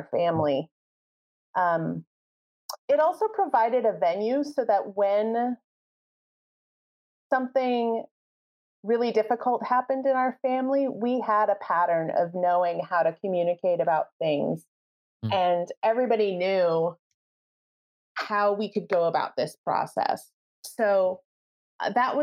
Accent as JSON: {"language": "English", "region": "Midwest", "country": "United States", "said": "We're from the Midwest"}